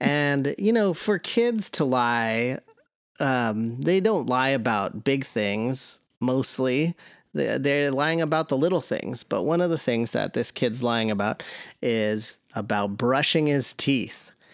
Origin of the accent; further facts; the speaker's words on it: the Northwest, Pacific Northwest, United States; I was born and raised in the Northwest.